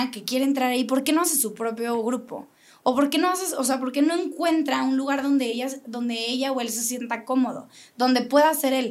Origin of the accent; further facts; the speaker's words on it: Querétaro, Mexico; Entonces, yo, yo soy queretana, pero conozco mucha gente de fuera que ha venido a poner aquí sus negocios